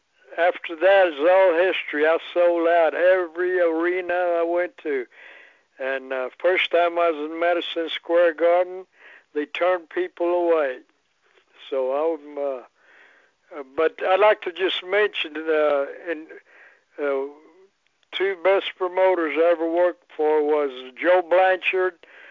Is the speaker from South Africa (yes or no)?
no; Poland; English is a second language; So I can speak Polish real good because I came from Poland.